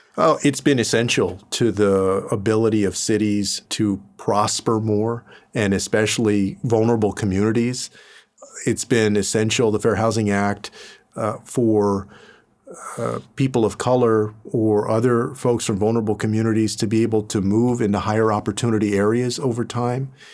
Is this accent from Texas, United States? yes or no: yes; San Antonio, Texas, United States; moved away as an adult; I went away from my hometown of San Antonio